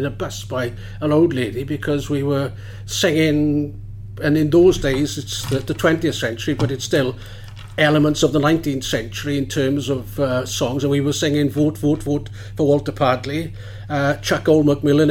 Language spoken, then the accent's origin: English; Maesteg, Wales, United Kingdom; I'm born and bred in Maesteg